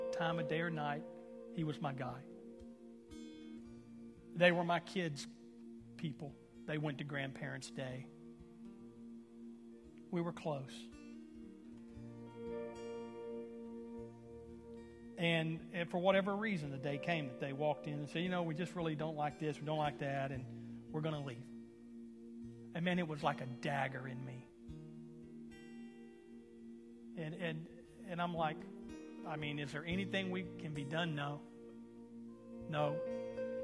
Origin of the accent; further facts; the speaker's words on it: Houston, Texas, United States; we're from Houston